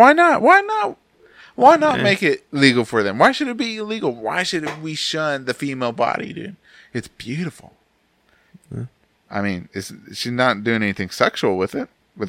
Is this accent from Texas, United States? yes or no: yes; Texas, United States; I'm from Texas